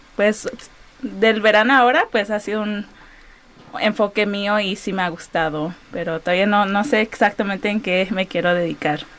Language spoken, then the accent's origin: Spanish; Los Angeles, California, United States; somos muy orgullosas de crecer like, en la comunidad de Pico Union